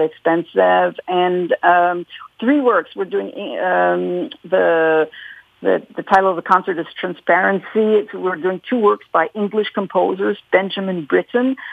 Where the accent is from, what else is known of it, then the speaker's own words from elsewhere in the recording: Montreal, Quebec, Canada; I was born here in Quebec, in, uh, in Montreal